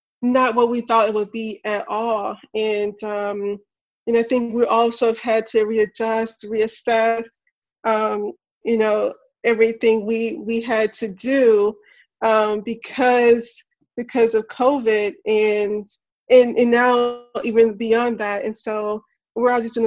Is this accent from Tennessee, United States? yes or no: yes; Memphis, Tennessee, United States; I'm from Memphis. I grew up in the not so best neighborhood